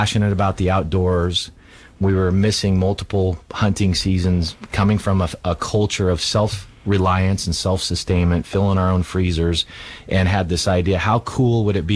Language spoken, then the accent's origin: English; Idaho, United States; moved away as an adult; I was born and raised in Idaho. We moved away for 22 years